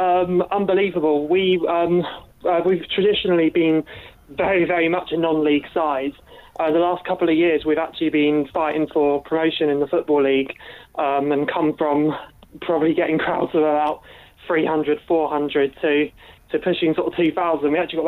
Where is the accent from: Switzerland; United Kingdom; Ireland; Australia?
United Kingdom; Bromley, London; I'm from Bromley. I was born in Bromley. I pretty much lived there all my life.